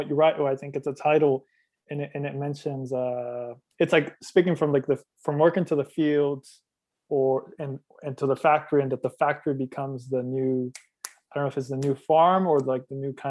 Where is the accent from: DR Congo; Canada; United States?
United States; North Carolina; during my time growing up in North Carolina